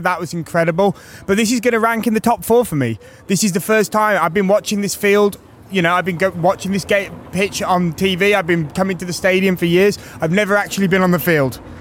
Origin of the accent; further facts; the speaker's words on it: Wolverhampton, West Midlands, United Kingdom; now in New York City, United States; growing up in Wolverhampton, been a Wolves fan all my life